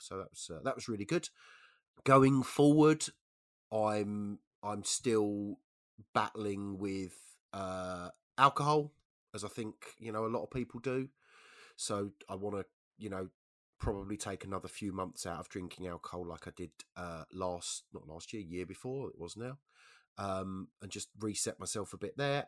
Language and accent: English; London, United Kingdom; I'm a Londoner, right, so I'm used to being out in London of an evening